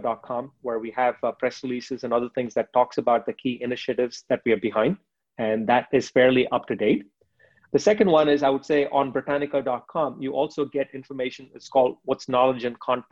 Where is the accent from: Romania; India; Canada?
India; moved away; in the early 90s, where I was growing up in India